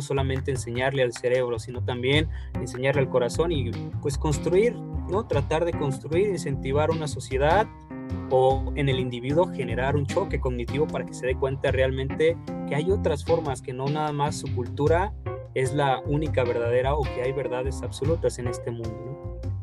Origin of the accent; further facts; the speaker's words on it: Guadalajara, Jalisco, Mexico; nací aquí en Guadalajara